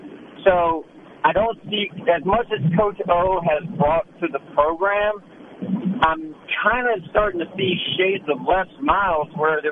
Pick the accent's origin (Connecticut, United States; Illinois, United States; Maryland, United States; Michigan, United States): Maryland, United States; Southern; I'm from Southern Maryland, so I'm an outsider looking in.